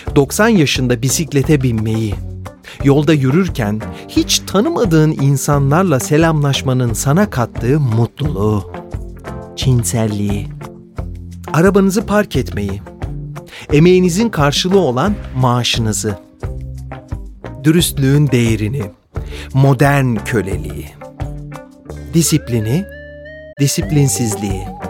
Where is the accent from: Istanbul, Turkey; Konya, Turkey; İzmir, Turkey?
Istanbul, Turkey; moved away as an adult; now in Zurich, Switzerland; günümüz adıyla İstanbul'da dünyaya gelmişim.